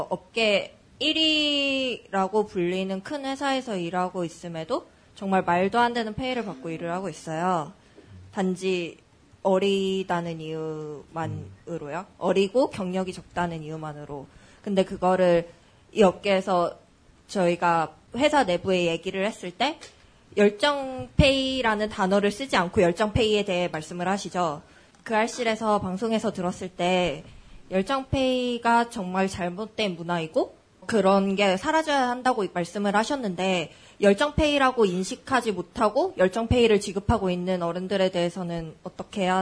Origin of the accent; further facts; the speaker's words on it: Incheon, South Korea; 인천에서 온 트위터 …이라고 합니다.